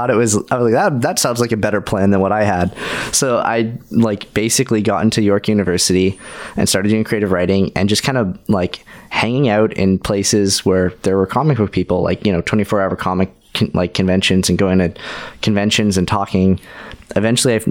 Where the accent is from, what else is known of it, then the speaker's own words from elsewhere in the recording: London, Ontario, Canada; also born or lived in Winnipeg / Toronto; I lived in London, Ontario as a kid.